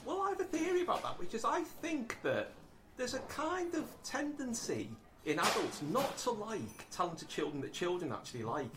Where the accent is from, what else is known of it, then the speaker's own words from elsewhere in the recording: Liverpool, North West England, United Kingdom; growing up in Liverpool